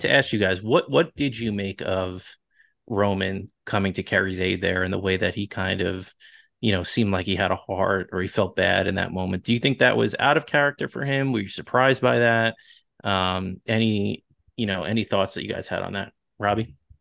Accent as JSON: {"language": "English", "area": "Long Island", "region": "New York", "country": "United States", "accent": "Long Island", "said": "my Long Island accent"}